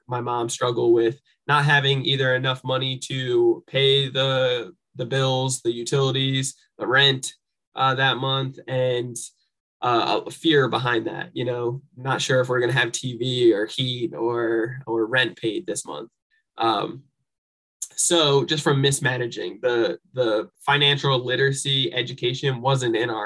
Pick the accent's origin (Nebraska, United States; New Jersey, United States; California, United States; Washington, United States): New Jersey, United States; moved away; I'm originally from New Jersey and grew up with a single parent mom